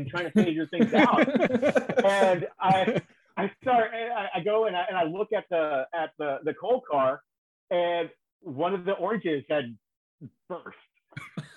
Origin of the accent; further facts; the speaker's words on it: Houston, Texas, United States; as an Astros fan growing up in the Dome